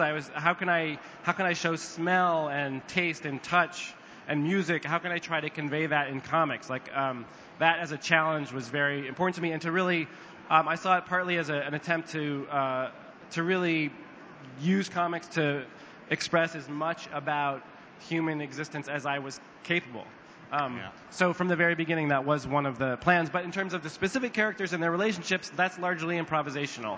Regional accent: United States; as an American with a, a very poor uh, public high school education in America

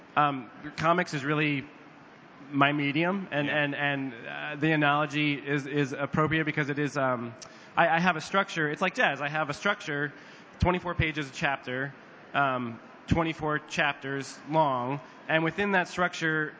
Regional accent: United States; as an American with a, a very poor uh, public high school education in America

